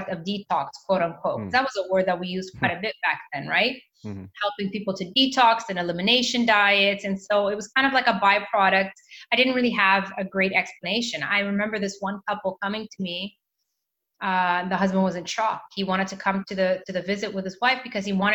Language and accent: English; Mozambique; moved away; also born or lived in Canada; I went back to Mozambique, which is where I am from, my country of birth.